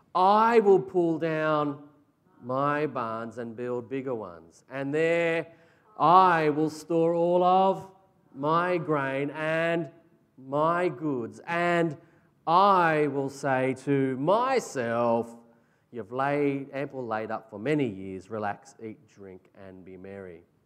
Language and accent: English; Australia; As Aussie blokes